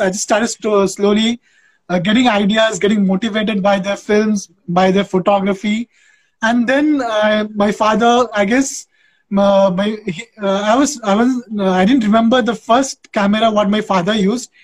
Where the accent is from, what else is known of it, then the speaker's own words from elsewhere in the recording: West Bengal, India; now in Andhra Pradesh, India; I am originally from West Bengal. I'm a Bengali guy, but I have settled in Andhra Pradesh uh, since 17 years